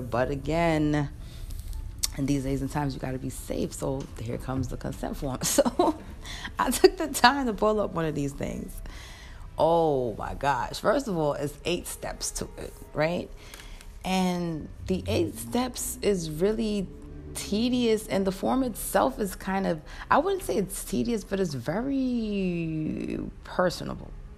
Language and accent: English; New York, United States; I'm a New Yorker.